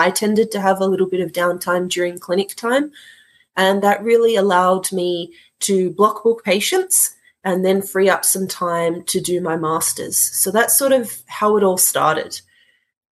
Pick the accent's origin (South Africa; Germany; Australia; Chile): Australia; Sydney, New South Wales; also born or lived in Melbourne; I decided to travel from Sydney down to Melbourne and started there. And at at that point, life obviously happens. I ended up back in my hometown